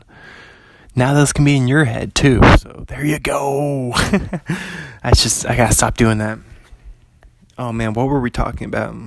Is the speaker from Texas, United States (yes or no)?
no; Bothell, Washington, United States; pretty close to my hometown, only about 45 minutes from Bothell.